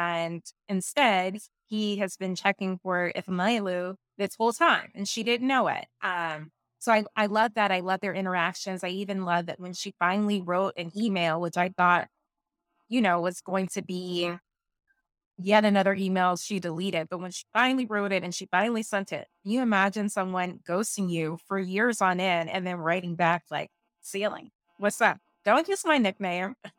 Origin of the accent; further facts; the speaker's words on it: the South, United States; I'm from the South.